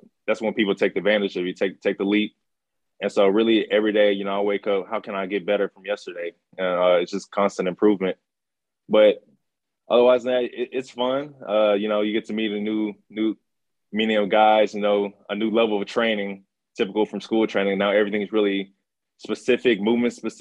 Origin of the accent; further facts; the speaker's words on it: Houston, Texas, United States; it's my hometown